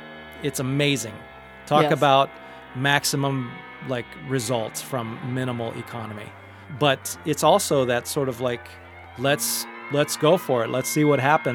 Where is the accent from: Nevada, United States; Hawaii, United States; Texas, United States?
Hawaii, United States; I grew up in Hawaii